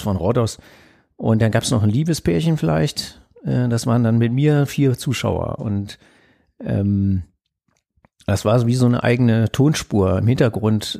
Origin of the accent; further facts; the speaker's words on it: Berlin, Germany; damals war das so im Zentrum von West-Berlin, äh, wo ich aufgewachsen bin